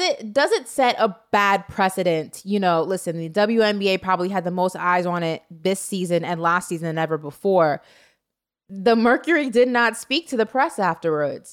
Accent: New York, United States; as a New Yorker

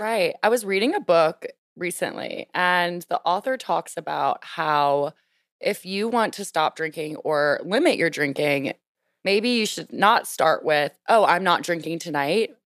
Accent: Louisiana, United States; now in Washington, D.C., United States; coming from a small town, Louisiana, or just deep South

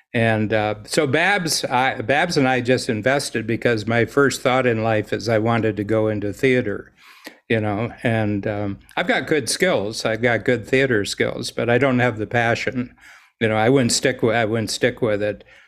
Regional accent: United States; now in Toronto, Canada; being an American in Toronto

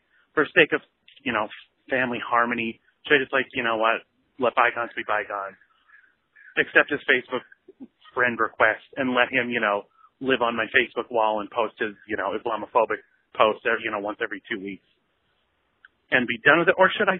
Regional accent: Montana, United States; I grew up in Montana.

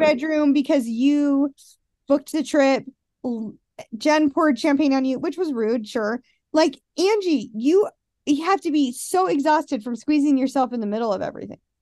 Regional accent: Murray, Utah, United States; I'm from Murray, Wheeler Farms in Murray. I went to a Wheeler Farm summer camp every summer of my life growing up.

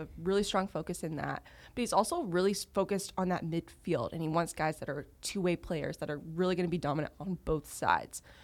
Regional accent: Texas, United States; moved away; being a born and raised Texan

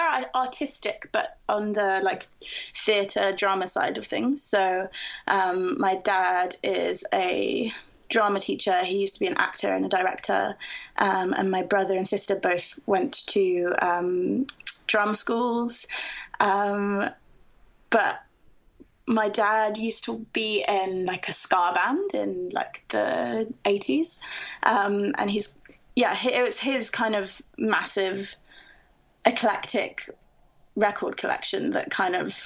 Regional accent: London, United Kingdom; also born or lived in north of England; I was born and raised in Camden Town, and then I went to university in the north of England

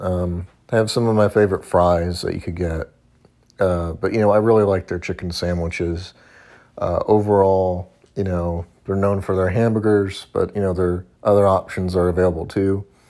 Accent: Missouri, United States; I grew up in Missouri

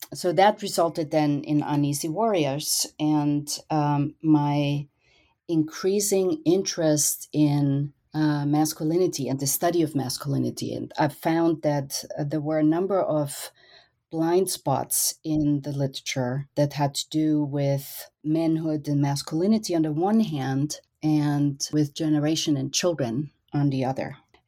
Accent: Austria; English is a second language; I grew up in Austria, in a very small country in Europe, and traveling was always among my family's favorite pastimes.

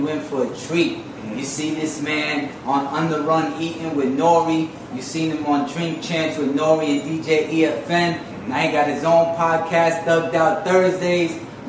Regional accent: New York City, New York, United States; I'm from 161st and Morris.

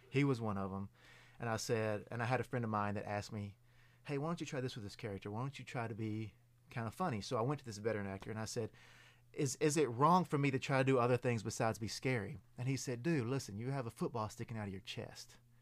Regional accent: Lewisburg, Tennessee, United States; I'm originally from Lewisburg, Tennessee.

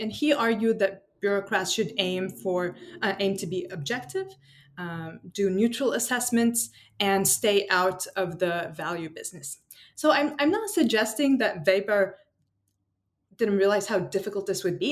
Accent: Istanbul, Turkey; moved away as an adult; also born or lived in United States / Oxford, United Kingdom; now in San Diego, United States; I'm originally from Istanbul, Turkey.

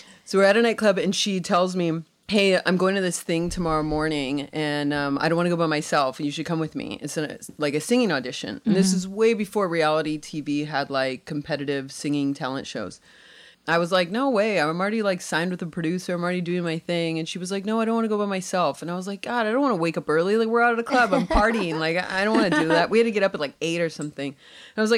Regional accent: California, United States; I'm from California

